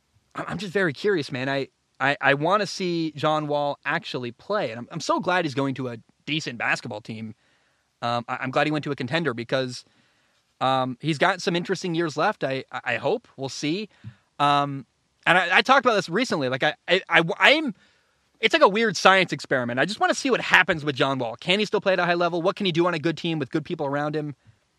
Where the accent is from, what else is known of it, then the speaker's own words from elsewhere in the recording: Portland, Oregon, United States; I grew up in Portland.